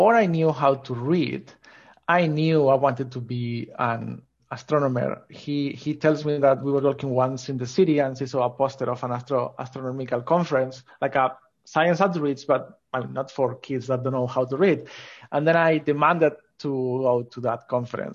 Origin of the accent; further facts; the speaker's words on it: Asturias, Spain; I grew up in Spain, in North Coast, called Asturias.